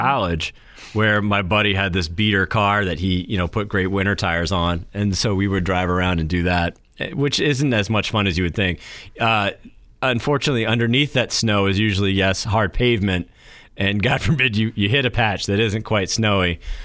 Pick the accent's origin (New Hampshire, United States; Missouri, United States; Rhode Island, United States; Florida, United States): New Hampshire, United States; moved away